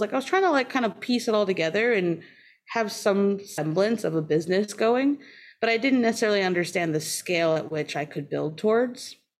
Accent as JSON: {"language": "English", "area": "outside of Boston", "region": "Massachusetts", "country": "United States", "tie": "born or raised there", "also_born_or_lived": "Maine / Oakland", "moved": "yes", "lives_now": "Wisconsin, United States", "said": "I grew up outside of Boston"}